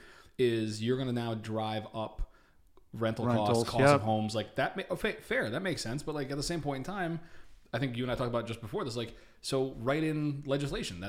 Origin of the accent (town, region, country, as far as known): Connecticut, United States; born or raised there; also born or lived in Boston